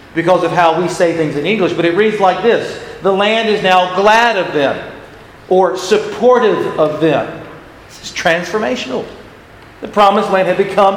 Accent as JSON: {"language": "English", "region": "Florida", "country": "United States", "moved": "yes", "said": "I'm from Florida"}